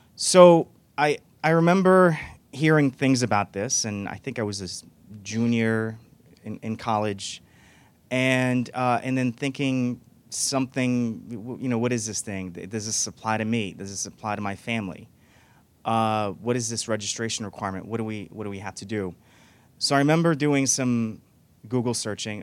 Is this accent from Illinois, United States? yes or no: no; New York, United States; also born or lived in Morocco; I was born in Morocco. I came here as a kid, and I grew up undocumented. And uh, for a, you know a, quite a few years, for over a decade, my being undocumented. I grew up in New York